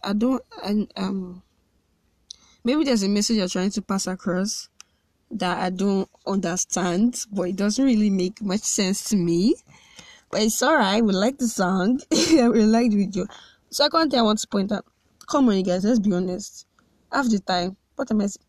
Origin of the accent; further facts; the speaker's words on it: Nigeria; I love being a Nigerian